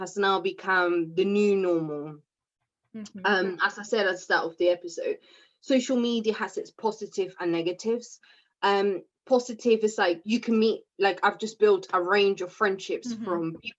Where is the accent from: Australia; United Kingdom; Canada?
United Kingdom; Oxford, South East England; I'm from Oxford